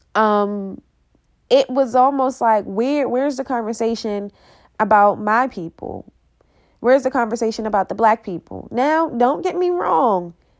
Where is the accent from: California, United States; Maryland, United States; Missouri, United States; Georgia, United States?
Maryland, United States; Baltimore; I am from Baltimore City, and I've grown up and I've seen those children